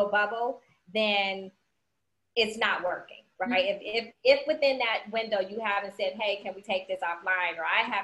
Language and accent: English; Cleveland, Ohio, United States; now in Georgia, United States; I'm Cleveland bred, but I'm Georgia grown